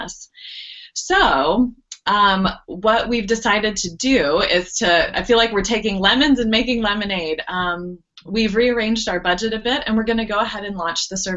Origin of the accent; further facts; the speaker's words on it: Dayton, Ohio, United States; I grew up in Ohio, and there's a large Roman Catholic presence in Dayton, where I lived